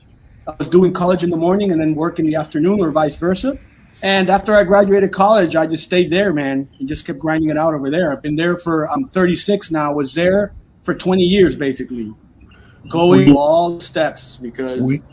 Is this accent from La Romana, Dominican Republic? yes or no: no; Santiago de los Caballeros, Santiago, Dominican Republic; also born or lived in Santo Domingo, Dominican Republic / Puerto Rico; born and raised in the DR. I was born in Santo Domingo, and then I moved to Santiago when I was like 8. And I actually lived in Puerto Rico for 3 years when I was from like 6 to 9. And then I came back to Santiago, and I've been there ever since.